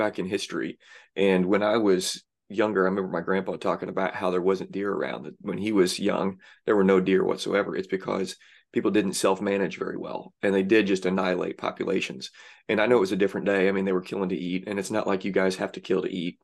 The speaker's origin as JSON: {"language": "English", "region": "Southern Illinois", "country": "United States", "tie": "born or raised there", "said": "I grew up in Southern Illinois."}